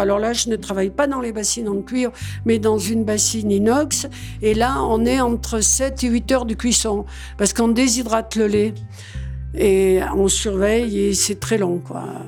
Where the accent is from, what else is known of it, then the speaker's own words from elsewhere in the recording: Saint-Martin-de-Valamas, Auvergne-Rhône-Alpes, France; On est originaire, moi, de Saint-Martin-de-Valamas